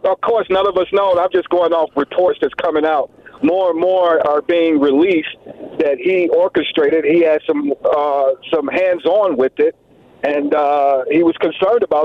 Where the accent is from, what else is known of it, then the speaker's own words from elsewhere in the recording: Chicago, Illinois, United States; moved away as an adult; also born or lived in Milwaukee; I am too from the Chicago land